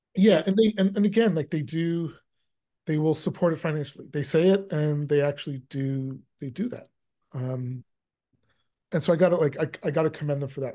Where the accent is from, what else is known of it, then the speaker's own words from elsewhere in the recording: Canada; I am Canadian and I spend a lot of time in Canada